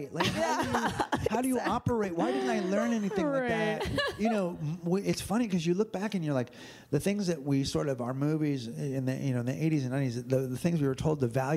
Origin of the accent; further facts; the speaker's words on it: United States; I grew up white and wealthy in America